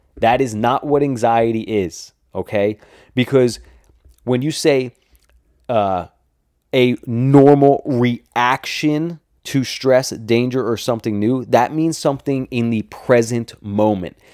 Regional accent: New Jersey, United States; I'm from New Jersey, too

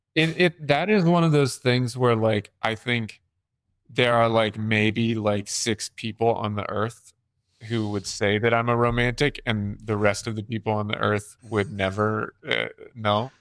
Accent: North Carolina, United States; I'm from North Carolina

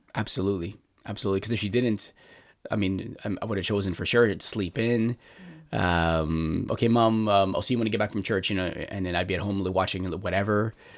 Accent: Montreal, Quebec, Canada; I grew up in Montreal

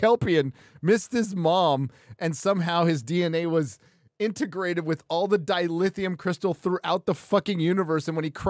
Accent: California, United States; because I grew up near San Onofre.

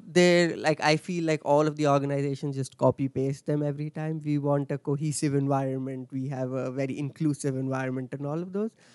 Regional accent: Delhi, India; moved away as an adult; I'm I'm from Delhi in uh, India.

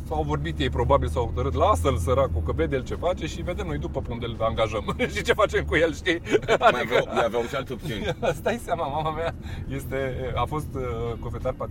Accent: Hărman, Brașov County, Romania; now in Bucharest, Romania; Gândește că sunt un băiat din Herman Brașov care a venit cu un vis la București, știi ce zic?

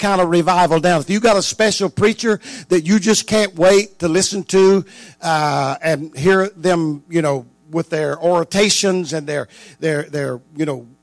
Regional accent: North Louisiana, United States; moved away; I was raised in North Louisiana, and you know, 32 years of my life

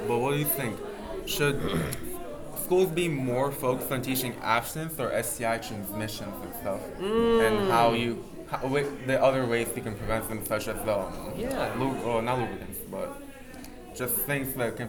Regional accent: Iowa, United States; now in Florida, United States; I'm from Iowa.

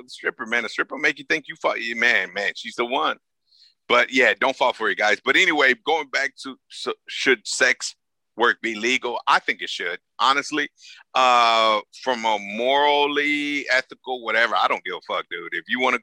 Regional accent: Los Angeles, California, United States; I'm from South Central LA, man. I'm from the hood

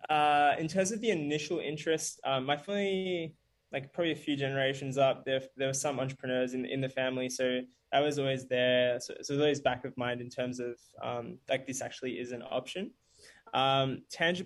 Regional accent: Bendigo, Victoria, Australia; also born or lived in South Africa / Melbourne; Growing up, lived in Bendigo for a little while, which is like a small country town. Not small, actually, about 100,000 people, about 2 hours away from Melbourne before moving to Melbourne when I was a teenager

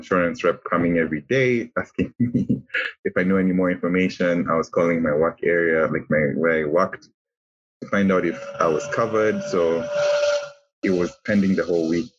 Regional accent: Kenya; moved away as an adult; also born or lived in United States; we would rather come back home to Kenya, because I'm from Kenya originally.

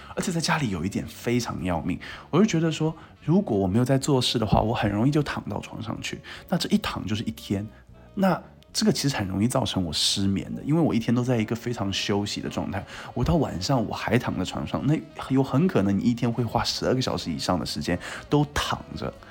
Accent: Qingtian, Zhejiang, China; moved away as an adult; 因为我家乡在青田嘛

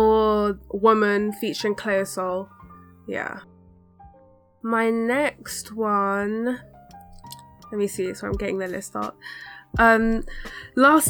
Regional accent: London, United Kingdom; I've grown up in London

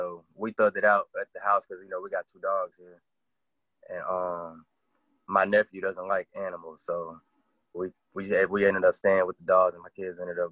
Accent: Fort Walton, Florida, United States; born there; I was born in Florida. I was born in actually Fort Walton, out there in Okaloosa County.

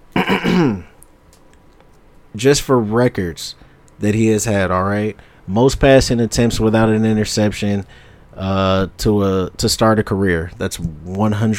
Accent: Ann Arbor, Michigan, United States; also born or lived in Ypsilanti; I'm born and raised Ann Arbor, Ypsilanti

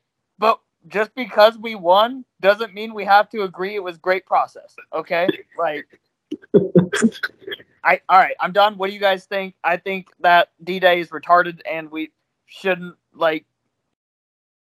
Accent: Kansas, United States; We're from Kansas

